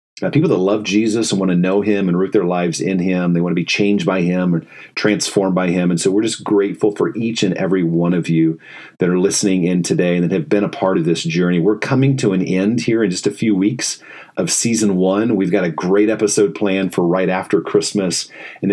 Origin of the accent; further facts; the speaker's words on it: Fort Wayne, Indiana, United States; moved away as an adult; also born or lived in Chicago; I grew up in Fort Wayne, Indiana, and so that's where I was born and raised